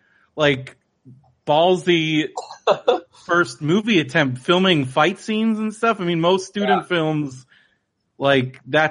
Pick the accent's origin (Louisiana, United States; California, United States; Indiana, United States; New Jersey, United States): California, United States; San Diego; also born or lived in Orange County, California; I grew up in San Diego, but I also lived in Orange County for a long time. I mean, I lived right next to Knott's Berry Farm for a while.